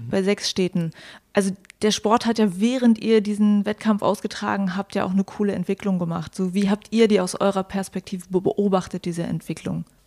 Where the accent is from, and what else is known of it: Mecklenburg-Vorpommern, Germany; moved away